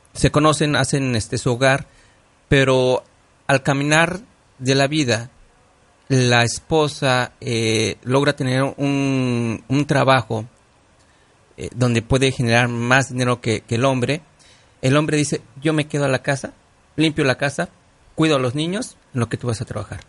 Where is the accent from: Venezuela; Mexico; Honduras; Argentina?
Mexico; now in United States; yo soy mexicano